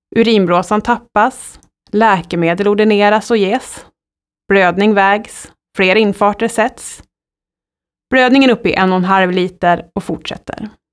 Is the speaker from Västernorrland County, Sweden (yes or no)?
yes; Sundsvall, Västernorrland County, Sweden; Jag är född i Sundsvall under trygga former av min sjuksköterskemor